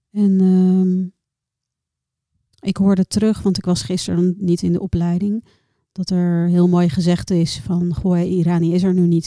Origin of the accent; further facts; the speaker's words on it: Noordwijk, South Holland, Netherlands; also born or lived in Rotterdam; Heel lang in Rotterdam gewoond, opgegroeid in Noordwijk.